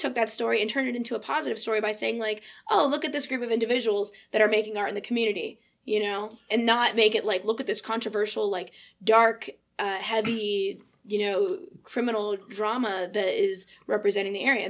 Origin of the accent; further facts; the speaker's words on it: Wilkes-Barre, Pennsylvania, United States; I grew up in South Wilkes-Barre. That's my neighborhood. I went to Myers High School.